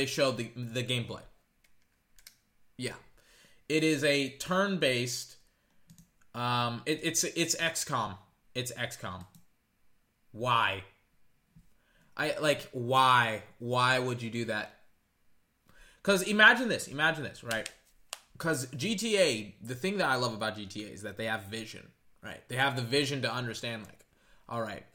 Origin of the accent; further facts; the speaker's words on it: United States; as an American